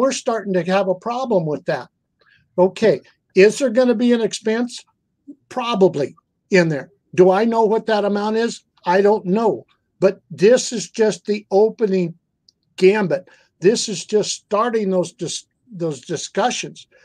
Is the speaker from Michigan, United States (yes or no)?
no; outside of Portland, Oregon, United States; also born or lived in Willamette Valley; I was born and raised outside of Portland